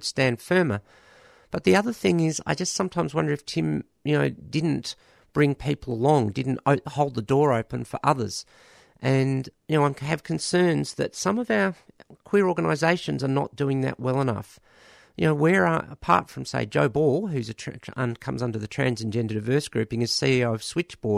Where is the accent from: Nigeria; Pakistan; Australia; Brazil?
Australia; as an Australian